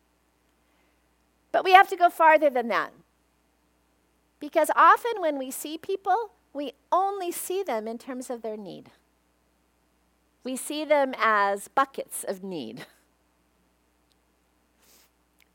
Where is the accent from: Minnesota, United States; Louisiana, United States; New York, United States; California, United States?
California, United States; Torrance; I was raised working poor in Torrance